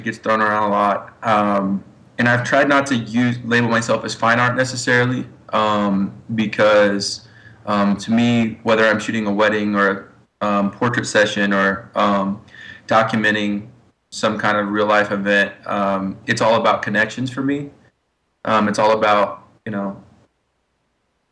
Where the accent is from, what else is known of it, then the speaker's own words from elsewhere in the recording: Ozark, Missouri, United States; I grew up in Ozark, Missouri, so just south of Springfield, Missouri.